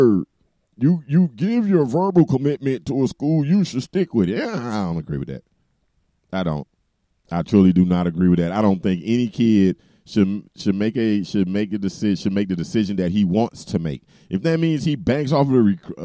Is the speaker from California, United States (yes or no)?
no; Miami, Florida, United States; moved away; I'm from Miami and I don't live in Miami